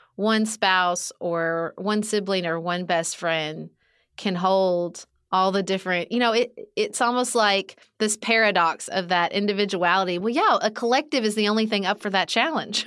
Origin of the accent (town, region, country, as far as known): Kentucky, United States; born or raised there; moved away as an adult